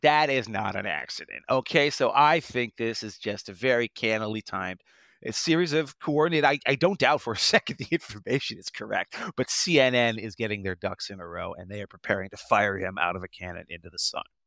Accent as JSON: {"language": "English", "town": "Potomac", "region": "Maryland", "country": "United States", "tie": "born or raised there", "said": "I'm from Potomac, you know, I was born and raised"}